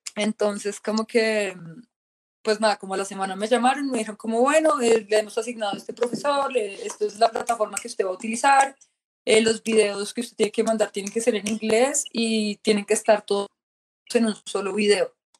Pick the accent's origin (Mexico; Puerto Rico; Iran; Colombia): Colombia; moved away as an adult; now in Australia; yo soy de Colombia